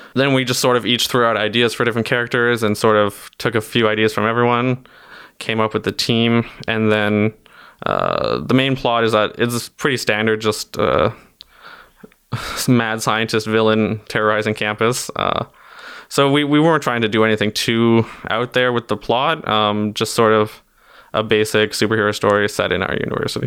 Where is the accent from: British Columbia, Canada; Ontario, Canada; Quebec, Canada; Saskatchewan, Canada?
Ontario, Canada; Timmins; I'm from Timmins, Ontario, which is, uh, very northern Ontario